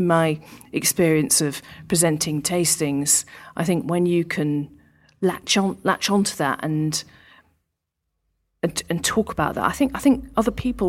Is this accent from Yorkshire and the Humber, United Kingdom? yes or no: yes; Yorkshire and the Humber, United Kingdom; born there; Yeah, I worked in London, but I was born in Yorkshire